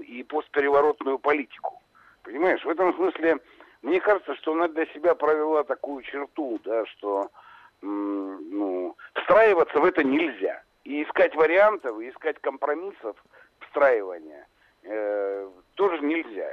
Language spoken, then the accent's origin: Russian; Donetsk, Donetsk Oblast, Ukraine; мы оба с Донбасса, я донецкий